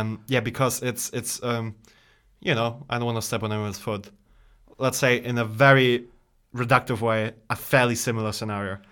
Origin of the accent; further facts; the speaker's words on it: Bosnia & Herzegovina; moved away; I'm originally from Bosnia Herzegovina